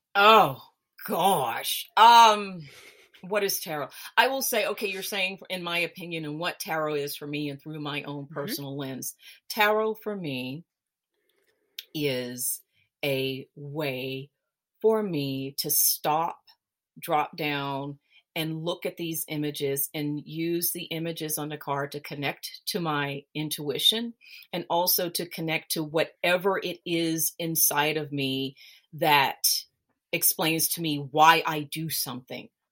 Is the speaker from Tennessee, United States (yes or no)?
yes; Memphis, Tennessee, United States; moved away as an adult; now in Switzerland; I'm originally from Memphis, Tennessee, but I live in Switzerland. I've been here for about I about 20 some odd years.